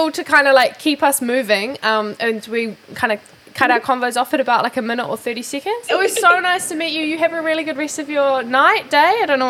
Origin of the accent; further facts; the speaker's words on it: New Zealand; We're from New Zealand.